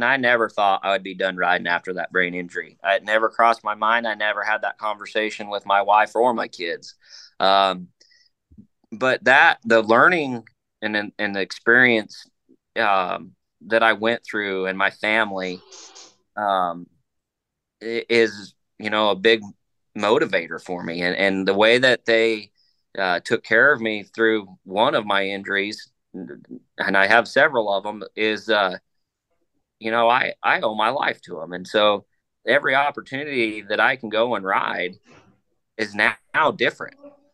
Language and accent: English; Utah, United States; my home state of Utah